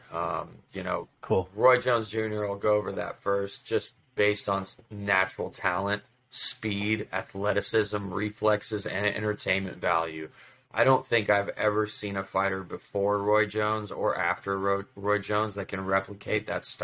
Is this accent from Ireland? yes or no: no; Russia; now in United States; when I immigrated to this country from Russia in '94, my dad and I we watched basketball